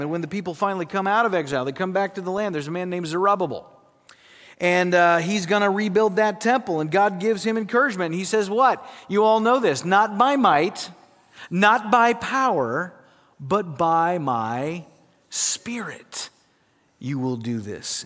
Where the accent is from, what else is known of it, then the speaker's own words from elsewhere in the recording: South Dakota, United States; I grew up in South Dakota